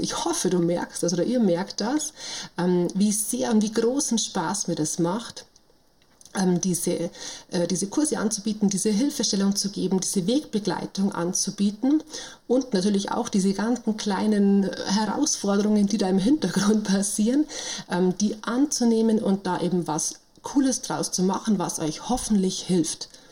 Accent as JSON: {"language": "German", "region": "Bavaria", "country": "Germany", "also_born_or_lived": "Munich", "accent": "Bavarian", "lives_now": "Rosenheim district, Germany", "said": "ich komme also aus Bayern, was man, denke ich, an der Stimme auch immer noch deutlich hören kann."}